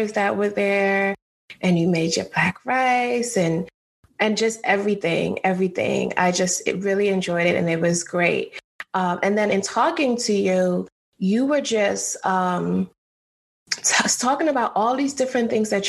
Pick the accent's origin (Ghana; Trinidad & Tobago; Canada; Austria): Trinidad & Tobago; I'm from Trinidad